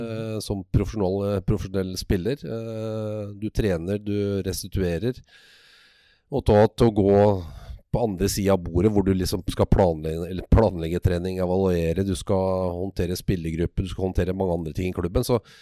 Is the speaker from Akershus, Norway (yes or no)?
no; Tønsberg, Vestfold, Norway; jeg er jo født og oppvokst i Tønsberg